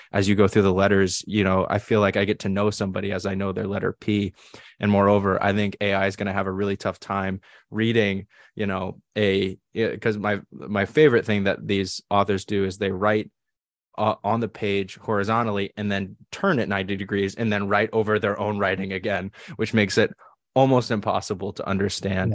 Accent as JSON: {"language": "English", "region": "New England", "country": "United States", "tie": "born or raised there", "said": "I grew up in New England"}